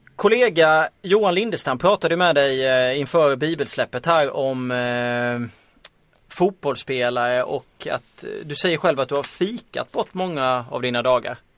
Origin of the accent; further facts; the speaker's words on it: Småland, Sweden; now in Stockholm, Sweden; jag är ju själv från Småland